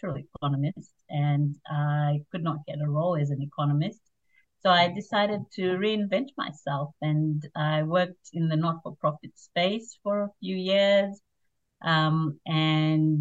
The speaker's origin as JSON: {"language": "English", "country": "Zimbabwe", "tie": "born or raised there", "moved": "yes", "lives_now": "Australia", "said": "I grew up in Zimbabwe, which is in Southern Africa"}